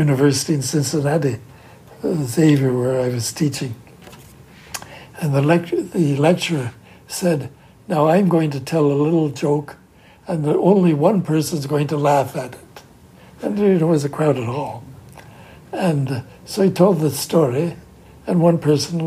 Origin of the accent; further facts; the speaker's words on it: Canada; now in United States; I grew up in Canada, and all the time I've been living here